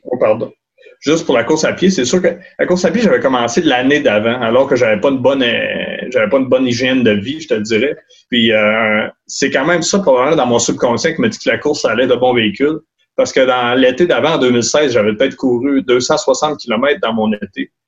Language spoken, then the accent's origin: French; Pointe-aux-Outardes, Quebec, Canada; also born or lived in Sept-Îles / Montreal / Alma; now in Baie-Comeau, Canada; je suis né à Pointe-aux-Utardes, j'ai grandi là-bas, je te dirais jusqu'à l'âge adulte